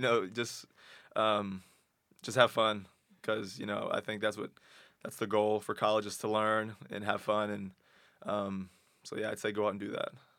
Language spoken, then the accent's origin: English; Texas, United States; moved away as an adult; I'm from Texas, and so it's, it's warm down there.